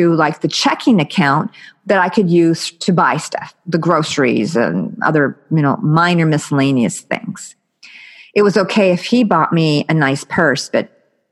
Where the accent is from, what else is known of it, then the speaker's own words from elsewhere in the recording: United States; I'm American